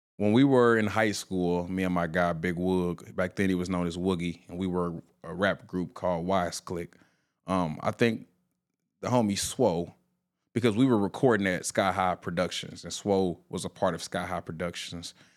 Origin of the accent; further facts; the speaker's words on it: Indianapolis, Indiana, United States; born and raised in Indianapolis, Indiana